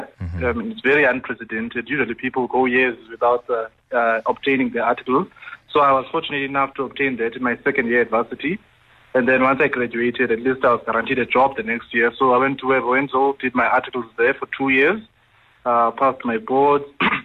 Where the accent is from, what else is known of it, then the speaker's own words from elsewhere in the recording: Eastern Cape, South Africa; moved away as an adult; now in Johannesburg, South Africa; I had known that I had to move away from my hometown for me to be successful. That whole thing of let me go to NMMU or Walter Sisulu University